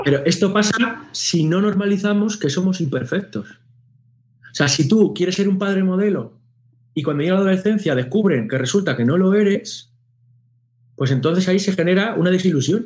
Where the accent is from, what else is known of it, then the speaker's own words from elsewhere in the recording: Spain; nosotros en España